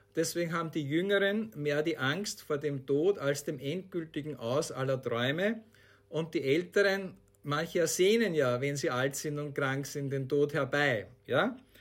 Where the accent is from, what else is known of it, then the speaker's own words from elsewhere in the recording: Austria; Bei uns in Österreich